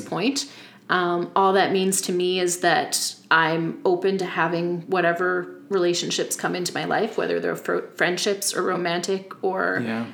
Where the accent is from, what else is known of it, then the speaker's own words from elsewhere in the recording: Yarmouth County, Nova Scotia, Canada; I grew up in Yarmouth County